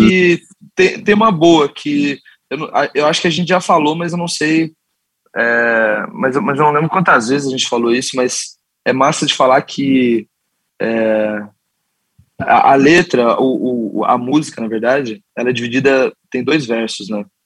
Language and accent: Portuguese; Curitiba, Paraná, Brazil; nós cinco somos nascidos e criados em Curitiba